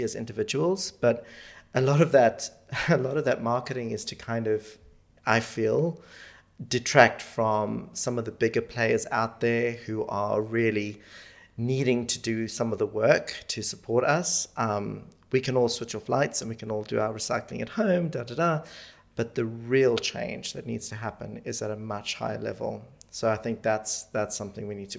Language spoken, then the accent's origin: English; South Africa; now in United Kingdom; I grew up in Africa and grew up without television or any sort of entertainment